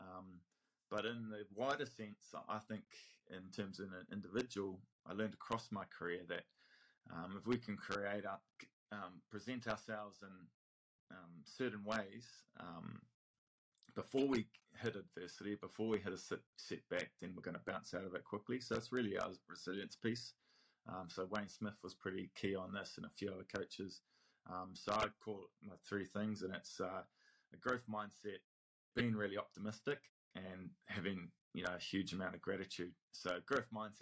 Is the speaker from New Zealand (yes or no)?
yes; Counties Manukau, Auckland, New Zealand; I was that kid from Rosehill College, from counties, who, you know, wasn't in the big schools